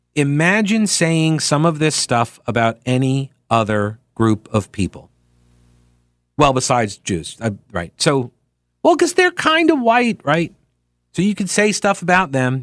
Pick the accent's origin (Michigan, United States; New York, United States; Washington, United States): New York, United States; Long Island; now in North Carolina, United States; growing up in New York, on Long Island